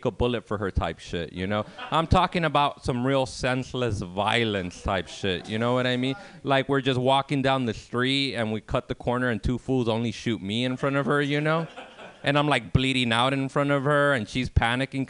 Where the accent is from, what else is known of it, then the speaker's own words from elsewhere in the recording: Los Angeles, California, United States; I grew up in South Central Los Angeles in the 1990s